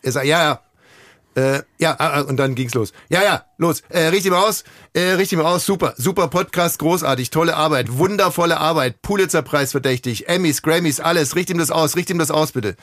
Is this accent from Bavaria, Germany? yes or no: yes; Ammersee, Bavaria, Germany; ich komme aus Bayern vom mhm. Ammersee.